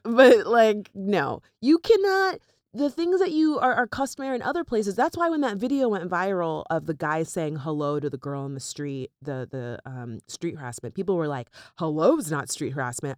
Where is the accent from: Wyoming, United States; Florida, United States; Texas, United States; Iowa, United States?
Florida, United States; also born or lived in North Miami Beach; now in New York, United States; we grew up there